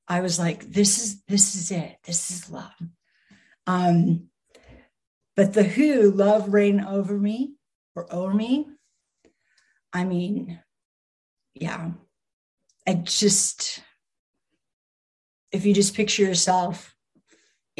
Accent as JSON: {"language": "English", "region": "New York", "country": "United States", "said": "I'm from New York"}